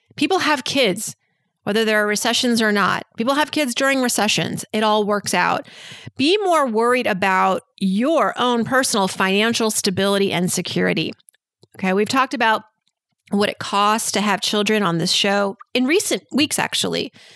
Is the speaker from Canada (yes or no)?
no; Worcester, Massachusetts, United States; moved away; I'm from Massachusetts, born in Worcester, Worcester